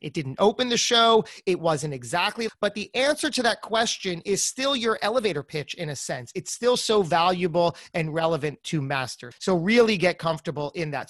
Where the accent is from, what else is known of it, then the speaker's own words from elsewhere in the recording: New Jersey, United States; I'm from Jersey